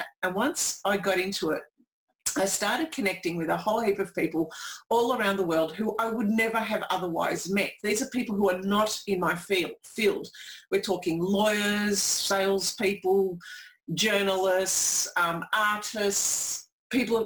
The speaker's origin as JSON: {"language": "English", "town": "Melbourne", "region": "Victoria", "country": "Australia", "said": "I'm from Melbourne"}